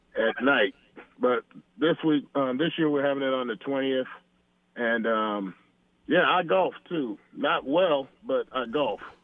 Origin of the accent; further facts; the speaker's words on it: Camarillo, California, United States; I grew up here in Camarillo, love it here